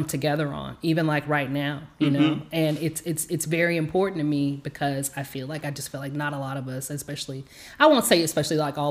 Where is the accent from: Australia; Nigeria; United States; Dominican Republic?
United States; South Texas; I'm from South Texas